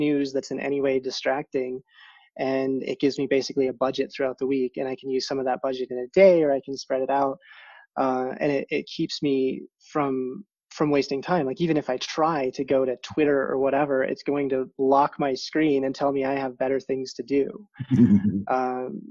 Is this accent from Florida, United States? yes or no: no; South Dakota, United States; moved away as an adult; I grew up in South Dakota